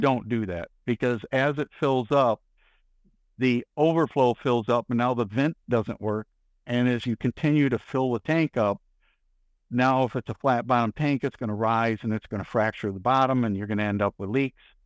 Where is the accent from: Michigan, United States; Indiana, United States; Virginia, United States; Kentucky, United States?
Michigan, United States; now in Texas, United States; being born and raised in Michigan versus spending the rest of my life down here in Texas